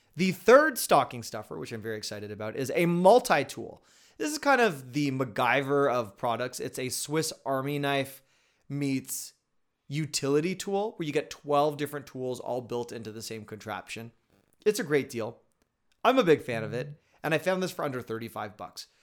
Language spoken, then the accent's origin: English; Canada; I'm Canadian